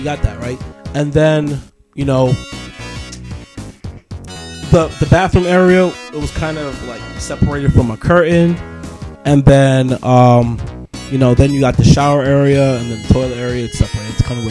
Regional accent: Brooklyn, New York, United States; also born or lived in Flushing, Queens / Bay Shore, Long Island / Canada; Nice to see another native New Yorker here, man. I'm originally from Sheepshead Bay, Brooklyn. Moved out to Flushing, Queens. Lived there for a couple years. Moved out to Bay Shore, Long Island.

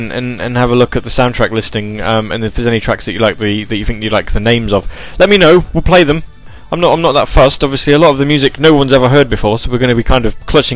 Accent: England, United Kingdom; I am English

